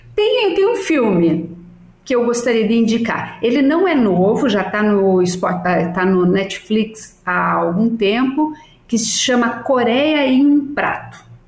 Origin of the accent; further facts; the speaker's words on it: Salto Veloso, Santa Catarina, Brazil; moved away; eu tenho meu tio que é agrônomo em Salto Veloso, é agrônomo da prefeitura, e meus primos que trabalham